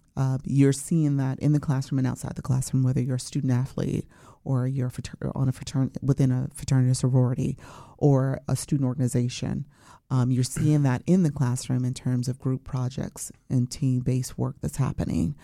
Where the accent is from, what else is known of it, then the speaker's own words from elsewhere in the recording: Chicago, Illinois, United States; also born or lived in Champaign-Urbana, Illinois; I'm originally from Chicago, Illinois, okay. and went to Morgan Park High School